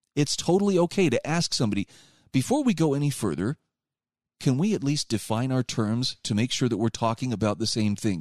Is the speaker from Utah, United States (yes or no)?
yes; Utah, United States; my home state of Utah